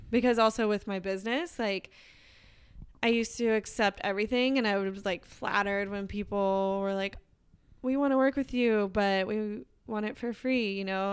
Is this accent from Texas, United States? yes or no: yes; Texas, United States; growing up in Texas, it was like you go to high school and then you go to college